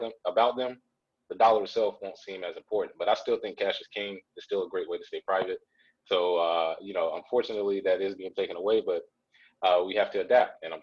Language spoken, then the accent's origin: English; Charlotte, North Carolina, United States; neighborhoods where I grew up in Charlotte, North Carolina